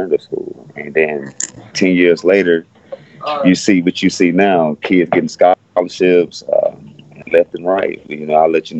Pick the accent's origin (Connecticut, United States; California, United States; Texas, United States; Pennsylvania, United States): Texas, United States; Houston; I'm from Alief. I'm an Alief baby. I'm an Alief kid, man. I grew up in Alief, and this is where I was raised at.